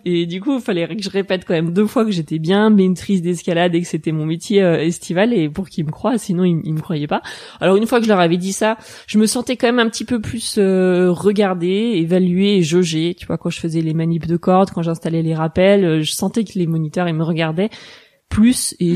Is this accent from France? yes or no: yes; La Roche-sur-Foron, Auvergne-Rhône-Alpes, France; also born or lived in Nancy / Grenoble; Je suis née à Nancy, mais j'ai grandi en Haute-Savoie à La Roche-sur-Foron, à côté de Bonneville